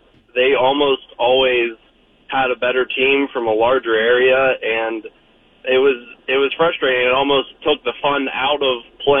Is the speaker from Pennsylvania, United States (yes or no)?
yes; Pittsburgh, Pennsylvania, United States; I grew up in Pittsburgh